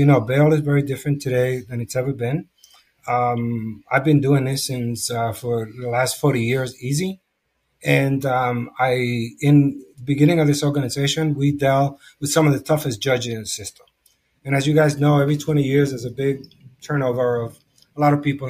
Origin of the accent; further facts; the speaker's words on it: New York City, New York, United States; I come from the Lower East Side, where I'm homegrown, and I have lived there through this duration of this organization